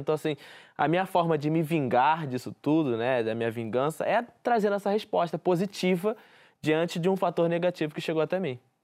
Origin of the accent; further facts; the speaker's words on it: Rio de Janeiro, Brazil; É a vista do Morro da Deus, que é a favela onde eu moro, onde eu nasci, fui criado, minha família toda mora aqui também.